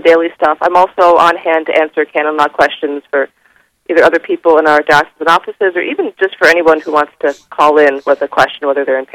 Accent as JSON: {"language": "English", "region": "New York", "country": "United States", "moved": "as an adult", "lives_now": "Minnesota, United States", "said": "I'm personally from New York. I just moved out here about 2.5 years ago"}